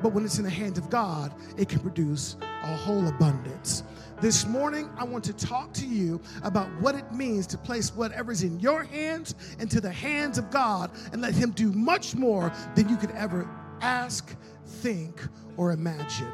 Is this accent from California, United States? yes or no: no; Illinois, United States; now in Las Cruces, United States; I'm from Las Cruces, New Mexico. Originally from Illinois.